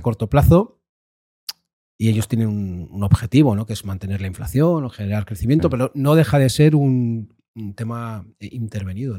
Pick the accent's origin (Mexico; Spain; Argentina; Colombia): Spain; Basque Country; yo como decías, vengo del País Vasco.